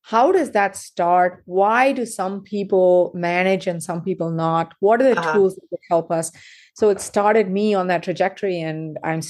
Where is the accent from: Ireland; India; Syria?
India; South India; moved away as an adult; also born or lived in United Kingdom; now in United States; So I was born and raised in South India.